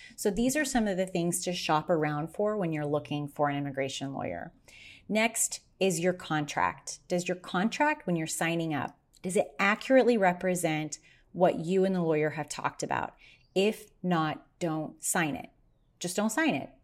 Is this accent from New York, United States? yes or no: no; Kansas, United States; also born or lived in Las Vegas, Nevada; now in Arizona, United States; my home state of Kansas